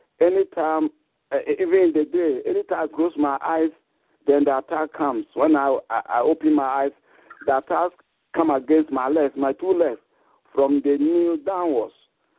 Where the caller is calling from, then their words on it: England, United Kingdom; Okay, I'm calling from England.